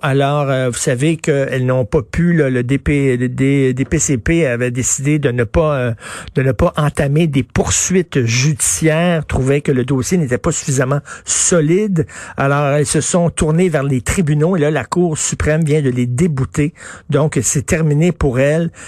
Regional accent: Quebec, Canada; qui vit ici, chez nous, au Québec

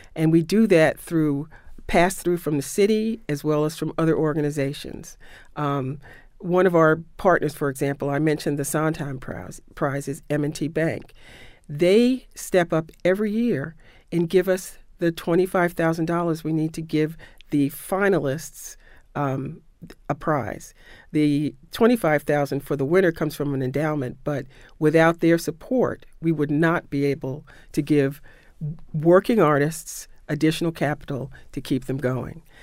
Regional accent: New York City, New York, United States; I grew up in New York City

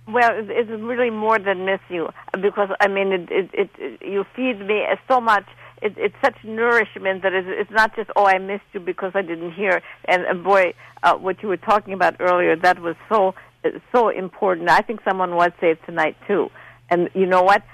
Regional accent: Poland; English is a second language; moved away; I learned how to speak English. I'm from Poland.

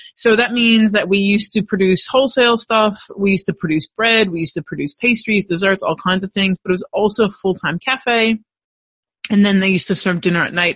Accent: Los Angeles, California, United States; moved away as an adult; now in Melbourne, Australia; I was born and raised in Los Angeles, California, and I came out here to Melbourne, Australia on a one year study abroad program

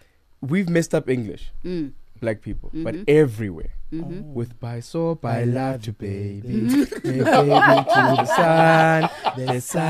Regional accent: Eastern Cape, South Africa; now in Johannesburg, South Africa; we leave Eastern Cape and we come here to Joburg and never go back.

